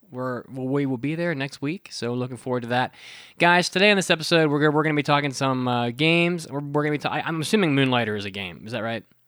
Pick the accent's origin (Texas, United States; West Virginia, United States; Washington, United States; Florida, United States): West Virginia, United States; the state bird of West Virginia, my hometown, my home, my home base